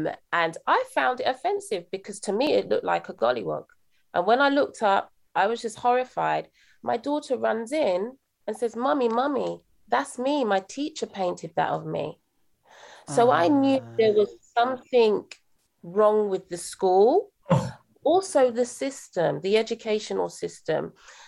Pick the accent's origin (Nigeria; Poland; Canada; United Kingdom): United Kingdom; accent: British; also born or lived in Bronx, New York, United States / Jamaica (parents); I'm British. I was actually brought up a few years in New York, in the Bronx, actually.